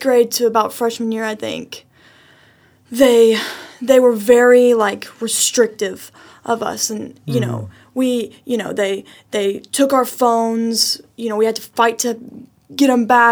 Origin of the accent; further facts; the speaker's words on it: Lubbock, Texas, United States; also born or lived in Washington, D.C.; I was born and raised in Lubbock, Texas, and then we moved to D.C. and then moved back